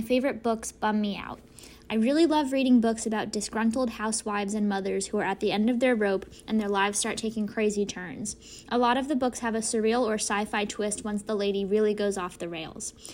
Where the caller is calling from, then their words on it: Washington, District of Columbia, United States; I'm calling from Washington, D C